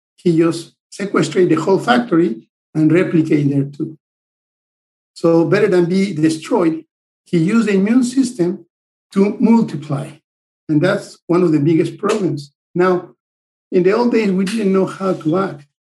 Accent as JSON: {"language": "English", "country": "Mexico", "moved": "as an adult", "lives_now": "United States", "said": "I'm originally from Mexico"}